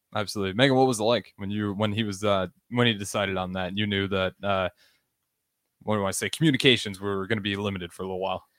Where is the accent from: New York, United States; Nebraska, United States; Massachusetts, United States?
Nebraska, United States; I'm from Nebraska